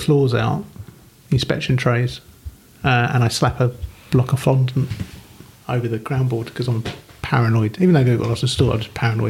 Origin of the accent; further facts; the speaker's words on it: Australia; also born or lived in South London; now in London, United Kingdom; I'm Australian.